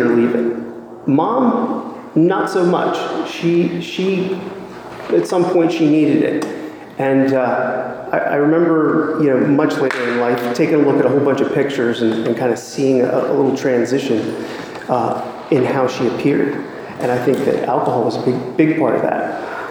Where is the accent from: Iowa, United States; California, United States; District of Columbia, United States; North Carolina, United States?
District of Columbia, United States; Washington; now in Raleigh, United States; I was born and raised in Washington, D.C.